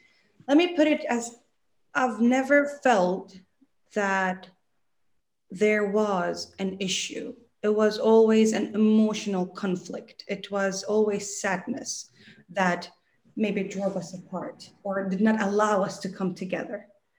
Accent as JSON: {"language": "English", "region": "Dubai", "country": "United Arab Emirates", "tie": "born there", "said": "I'm a very simple person. I was born in Dubai."}